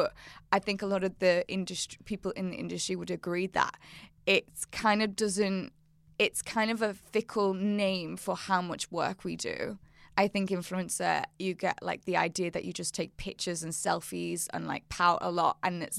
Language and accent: English; Wirral, North West England, United Kingdom; And my accent. From the Wirral.